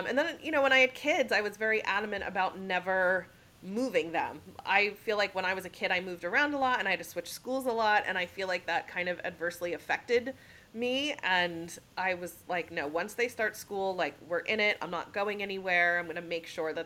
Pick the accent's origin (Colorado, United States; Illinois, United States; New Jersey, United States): New Jersey, United States; moved away as an adult; also born or lived in New York / Los Angeles; now in Orlando, United States; I grew up in New Jersey, and I went to school in New York.